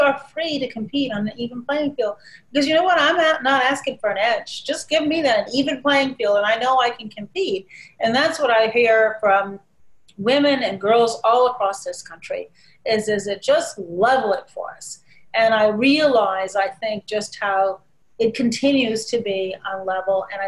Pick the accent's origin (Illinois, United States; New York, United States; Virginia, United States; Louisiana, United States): Illinois, United States; Chicago; also born or lived in Shiraz, Iran; the Chicago Tribune, my hometown paper